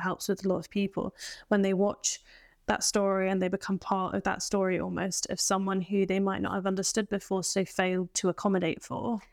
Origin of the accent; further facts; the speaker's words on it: England, United Kingdom; accent: English; My accent is English